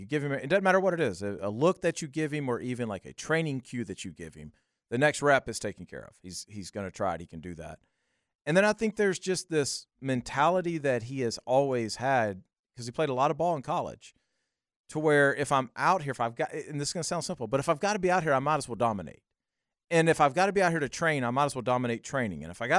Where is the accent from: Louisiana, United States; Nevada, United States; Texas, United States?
Louisiana, United States; Y'all, I'm from South Louisiana.